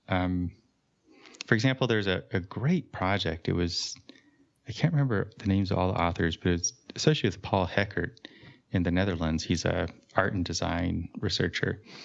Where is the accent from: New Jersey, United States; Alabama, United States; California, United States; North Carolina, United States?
California, United States; moved away; I grew up in California